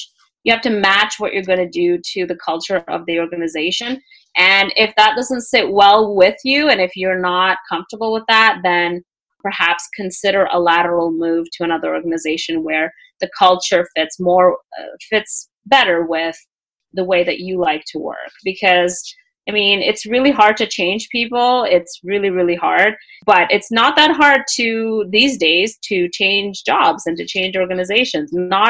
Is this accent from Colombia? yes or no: no; Canada; also born or lived in Russia / Peru; I'm Canadian. Yes, I am Canadian now, but I moved to Canada when I was 8 years old. Right. And prior to that, I lived in Peru for a bit. But I was actually born in Russia.